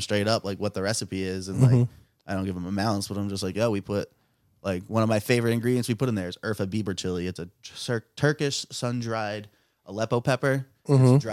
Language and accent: English; New York City, New York, United States; moved away as an adult; also born or lived in Hudson Valley, New York / Providence, Rhode Island; now in Rhode Island, United States; I'm from New York City